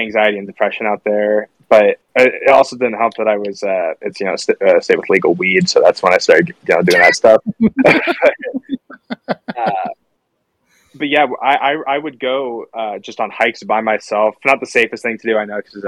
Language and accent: English; Iowa, United States; moved away as an adult; also born or lived in Oregon; I'm growing up in Iowa